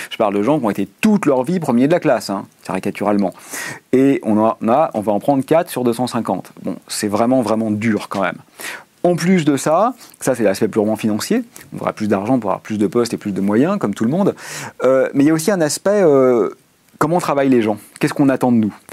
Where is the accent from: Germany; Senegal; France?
France; Neuilly-sur-Seine, Île-de-France; Je suis né à Neuilly-sur-Seine, euh, lycée Pasteur, classe préparatoire